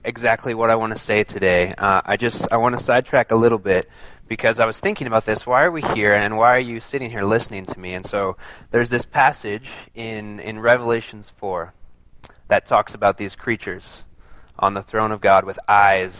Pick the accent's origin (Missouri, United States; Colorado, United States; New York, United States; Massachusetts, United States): Colorado, United States; Colorado Springs; also born or lived in Boulder, Colorado / New Zealand; I grew up here in the Springs, went to school in Boulder